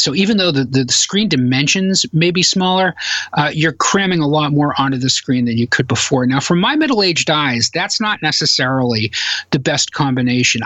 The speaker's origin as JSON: {"language": "English", "region": "Massachusetts", "country": "United States", "tie": "born or raised there"}